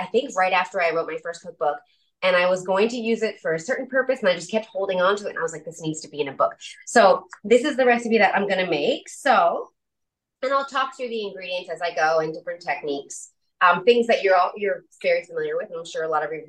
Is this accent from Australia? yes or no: no; Newfoundland and Labrador, Canada; I'm from Newfoundland, so I say pasta